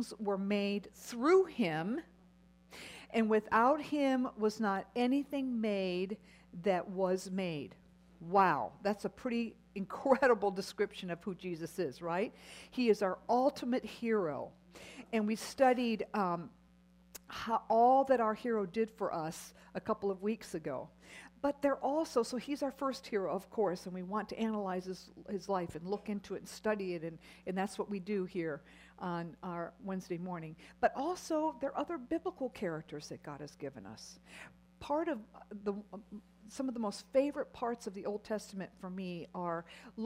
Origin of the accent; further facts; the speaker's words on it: United States; as American Christian women